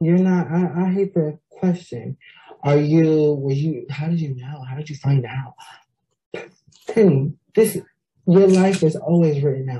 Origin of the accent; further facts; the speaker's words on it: Stockton, California, United States; And I was born and raised in Stockton, California. There I lived with my grandmother, who raised me to the best of her ability.